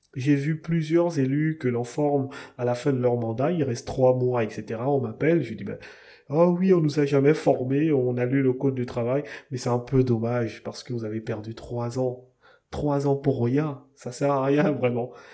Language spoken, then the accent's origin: French; Gabon; chez nous au Gabon, on est une jeune démocratie, un jeune pays